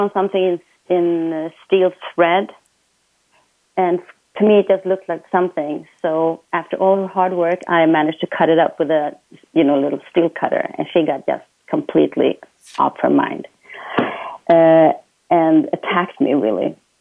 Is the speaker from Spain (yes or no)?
no; Sweden; now in Florida, United States; from Sweden. I'm calling from Florida.